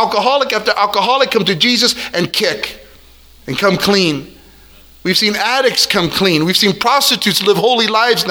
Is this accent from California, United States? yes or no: yes; El Monte, California, United States; I'm from El Monte